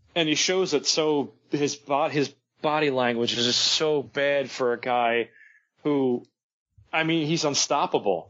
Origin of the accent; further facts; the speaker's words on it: United States; I'm American